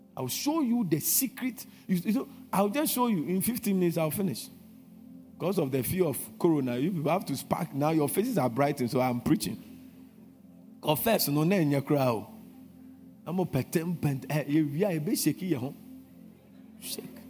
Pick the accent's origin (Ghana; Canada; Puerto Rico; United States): Ghana